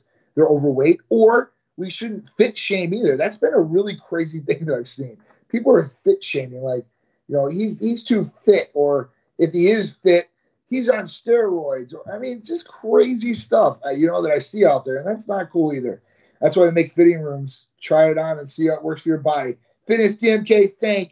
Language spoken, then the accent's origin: English; Chicago, Illinois, United States; moved away as an adult; now in Florida, United States; I'm from Chicago originally, and I live in beautiful Florida. I've lived here for 20 years